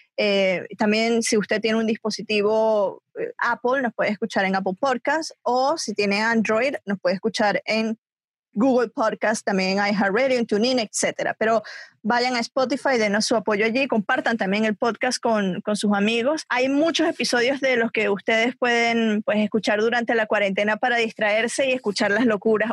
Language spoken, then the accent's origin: Spanish; Venezuela; moved away as an adult; now in United States; yo soy venezolana. Eh, salí del país en el 2007. Me vine aquí a vivir a Estados Unidos